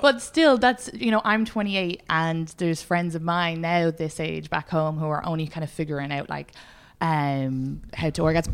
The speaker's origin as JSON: {"language": "English", "country": "Ireland", "moved": "yes", "said": "I'm Irish"}